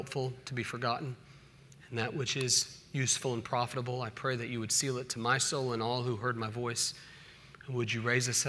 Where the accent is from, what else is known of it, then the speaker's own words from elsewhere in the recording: Oklahoma City, Oklahoma, United States; also born or lived in Independence, Missouri; now in Charlotte, United States; a kid growing up in Oklahoma City